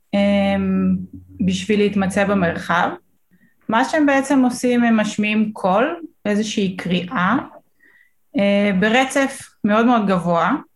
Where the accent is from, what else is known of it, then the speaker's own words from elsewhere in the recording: Northern District, Israel; אני גרה, גדלתי בצפון